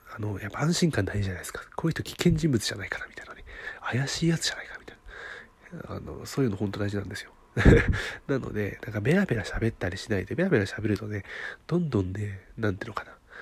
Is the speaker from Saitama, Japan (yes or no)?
no; Niigata, Japan; 私、新潟のね、出身なんで、新潟の、あの、出身なんですよ